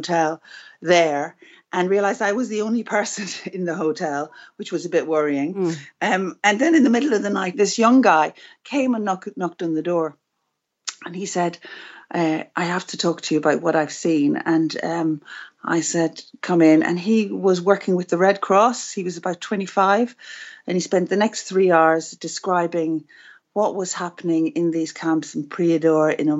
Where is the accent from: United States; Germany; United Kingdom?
United Kingdom; Belfast, Northern Ireland; I grew up in Belfast